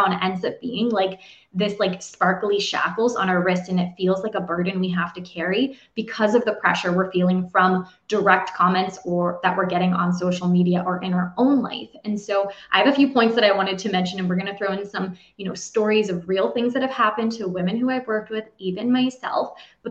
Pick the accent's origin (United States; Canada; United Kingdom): Canada; I'm officially from Canada